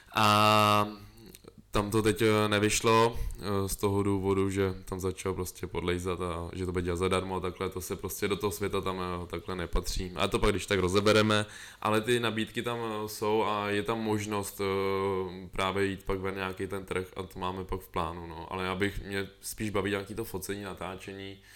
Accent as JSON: {"language": "Czech", "town": "Most", "region": "Ústí nad Labem Region", "country": "Czechia", "said": "já pocházím z M-, Mostu"}